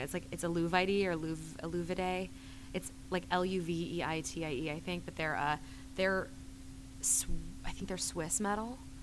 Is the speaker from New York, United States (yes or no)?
no; North Carolina, United States; moved away as an adult; also born or lived in Los Angeles; I was originally from North Carolina